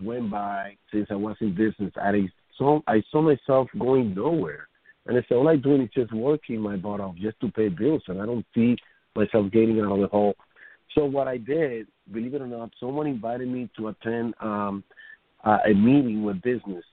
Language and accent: English; Dominican Republic; now in New York City, United States; I am from the Dominican Republic